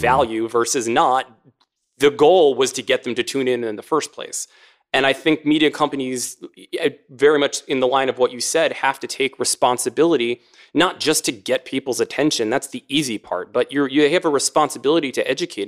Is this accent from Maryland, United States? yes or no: yes; Maryland, United States; my home state of Maryland